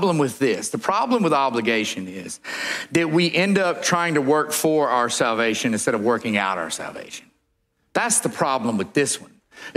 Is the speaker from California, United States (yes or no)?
yes; California, United States; But I'm from Southern California. My mother grew up saying that.